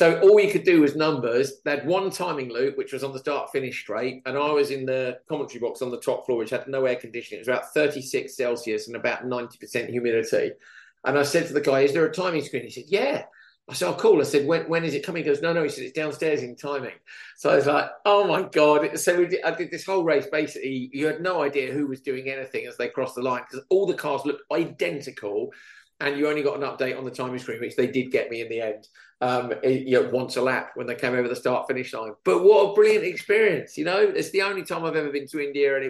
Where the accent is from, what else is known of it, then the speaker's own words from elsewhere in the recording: England, United Kingdom; as an Englishman